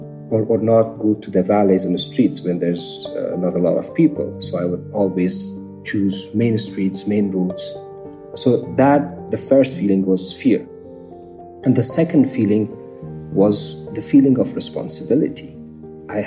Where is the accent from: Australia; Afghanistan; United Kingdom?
Afghanistan; Kabul; I was born in Kabul. It was 86